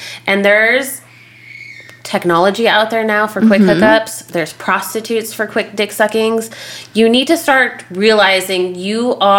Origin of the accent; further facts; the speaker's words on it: Las Vegas, Nevada, United States; Okay, so like again, we're from Vegas.